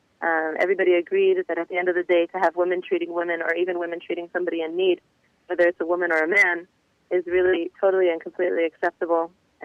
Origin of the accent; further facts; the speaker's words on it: Houston, Texas, United States; Okay. So I'm originally from Houston, Texas, which is part of what led me to want to go back there to be able to help out with the relief efforts later on. I did live in several other places.